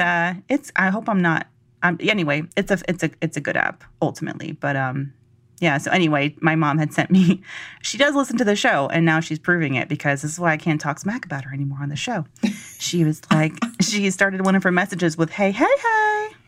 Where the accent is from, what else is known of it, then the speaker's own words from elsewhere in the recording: Georgia, United States; I'm from Georgia